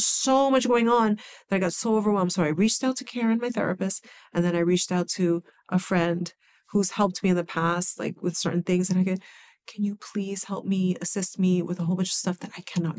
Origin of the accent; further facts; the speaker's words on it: New York City, New York, United States; growing up in the Bronx was challenging